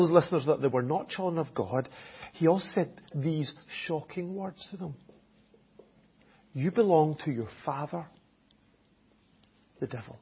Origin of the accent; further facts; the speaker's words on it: Scotland, United Kingdom; accent: Scottish; first language English; now in Enniscorthy, Ireland; My native language is English. It really is. Even though it has it with a Scottish accent, it still is English.